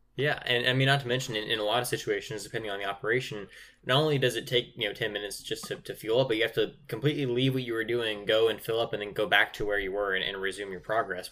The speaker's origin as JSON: {"language": "English", "region": "California", "country": "United States", "tie": "born or raised there", "said": "my home of, of the, the Golden State"}